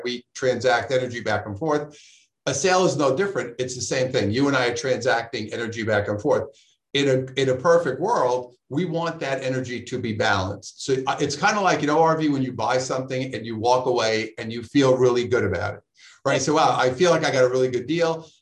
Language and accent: English; New York City, New York, United States; now in Southern California, United States; I'm from Brooklyn